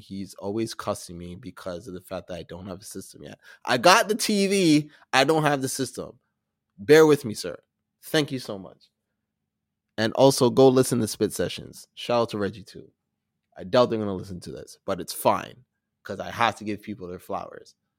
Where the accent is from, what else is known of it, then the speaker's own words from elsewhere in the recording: Toronto, Ontario, Canada; I'm from Toronto, I'm a black editor